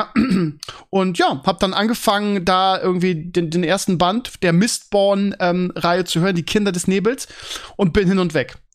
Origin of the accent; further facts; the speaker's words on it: Bremen, Germany; oh ja, das weiß ich als Bremer und als Mavs-Fan.